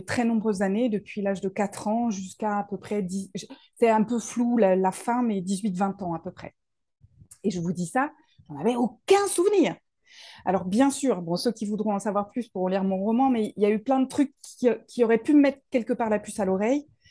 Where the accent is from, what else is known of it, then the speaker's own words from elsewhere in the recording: Paris region, Île-de-France, France; moved away as an adult; now in Toulouse, France; je viens de Paris. je suis née en région parisienne, j'ai grandi là-bas